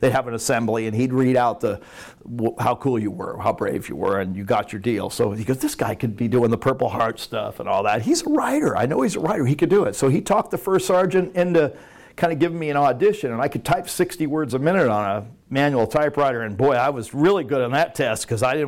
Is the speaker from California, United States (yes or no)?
yes; Los Angeles, California, United States